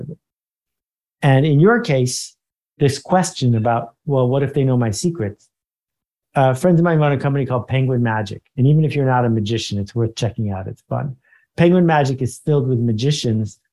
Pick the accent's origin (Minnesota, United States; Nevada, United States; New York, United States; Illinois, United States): New York, United States; Buffalo; moved away as an adult; also born or lived in Boston; I grew up in Buffalo, New York.